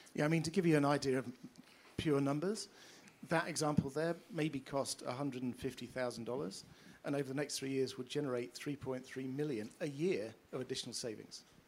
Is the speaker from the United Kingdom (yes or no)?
yes; United Kingdom; we're British and pompous